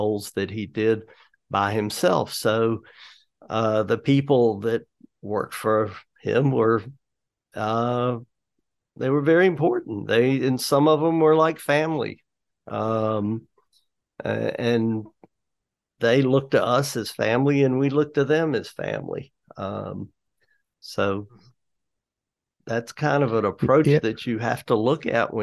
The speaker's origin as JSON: {"language": "English", "town": "High Point", "region": "North Carolina", "country": "United States", "tie": "born or raised there", "lives_now": "Greensboro, United States", "said": "I grew up in High Point, and I moved to Greensboro later on after I was married"}